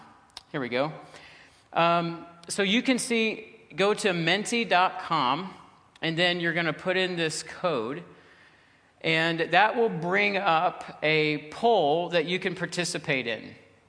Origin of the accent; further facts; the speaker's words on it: Ontario, Canada; We're …, my wife is with me, and we're from Ontario. We live in Ontario, actually.